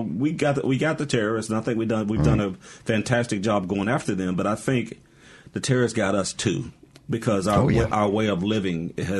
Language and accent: English; United States; Yeah, we are Americans.